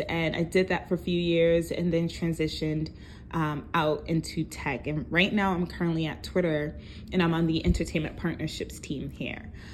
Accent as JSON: {"language": "English", "town": "New York City", "region": "New York", "country": "United States", "also_born_or_lived": "Brooklyn, New York", "said": "I am from New York, originally from um, Far Rockaway, Queens, but right now I reside in Brooklyn"}